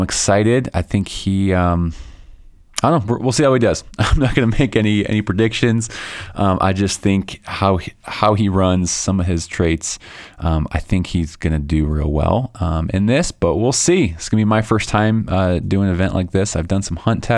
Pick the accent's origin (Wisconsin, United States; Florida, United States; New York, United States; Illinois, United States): Illinois, United States; Chicago; now in Colorado, United States; I grew up in Chicago, so I understand those Midwest winters